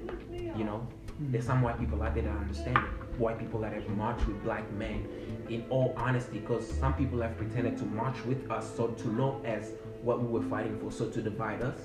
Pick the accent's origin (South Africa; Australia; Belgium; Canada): South Africa; moved away; I grew up in South Africa, post-apartheid South Africa